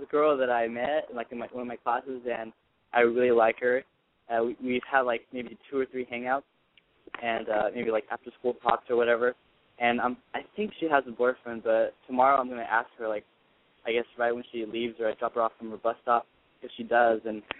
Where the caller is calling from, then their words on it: San Jose, California, United States; I'm 19. I'm calling from San Jose.